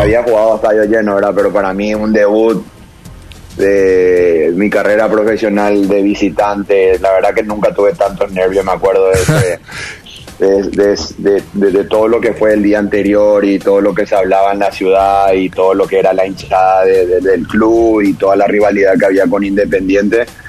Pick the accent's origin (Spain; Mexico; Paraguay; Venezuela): Paraguay; moved away; yo era paraguayo, yo soy paraguayo